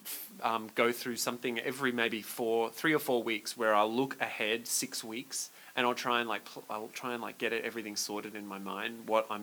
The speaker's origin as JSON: {"language": "English", "town": "Brisbane", "region": "Queensland", "country": "Australia", "tie": "born or raised there", "moved": "as an adult", "said": "Born and bred in Bris Vegas. Brisneyland, which is Brisbane"}